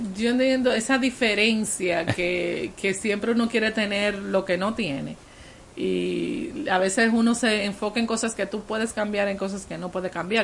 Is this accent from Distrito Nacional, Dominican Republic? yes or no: no; San Juan de la Maguana, San Juan, Dominican Republic; en el sur del país, yo soy de San Juan